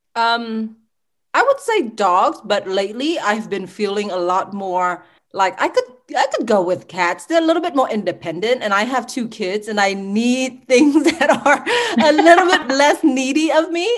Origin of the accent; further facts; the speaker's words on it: Sugar Land, Texas, United States; also born or lived in Ho Chi Minh City, Vietnam; I really grew up in Sugarland, Texas